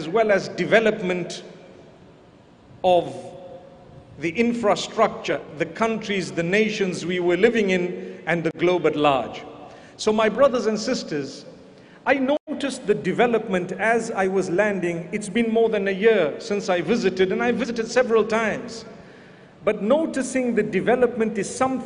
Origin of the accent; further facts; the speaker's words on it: Zimbabwe; I come from Zimbabwe